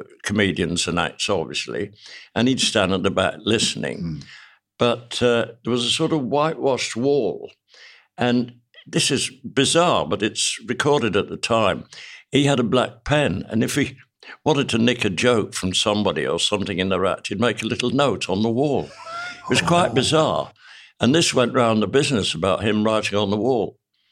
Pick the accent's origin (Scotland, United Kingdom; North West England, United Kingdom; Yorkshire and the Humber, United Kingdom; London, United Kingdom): Yorkshire and the Humber, United Kingdom; Leeds; I made my professional debut in the City Varieties Theatre in my hometown.